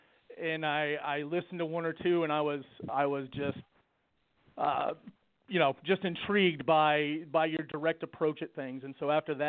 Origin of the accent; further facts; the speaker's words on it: Ohio, United States; now in Georgetown, United States; originally I was born in Ohio